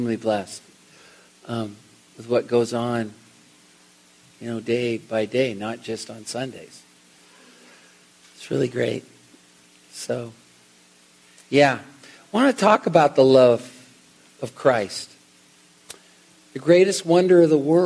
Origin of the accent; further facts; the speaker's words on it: Seattle, Washington, United States; I'm from Seattle